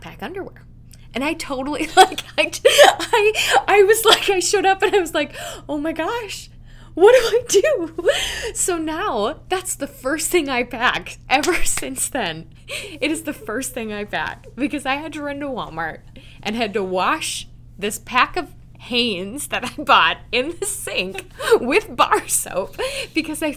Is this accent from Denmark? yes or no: yes; Denmark; my home country of Denmark